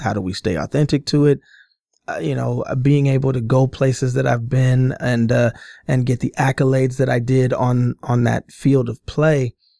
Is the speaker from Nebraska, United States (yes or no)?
yes; Omaha, Nebraska, United States; born and raised in Omaha, Nebraska, um, grew up my entire, um, childhood and adolescent life, teen life in, uh, North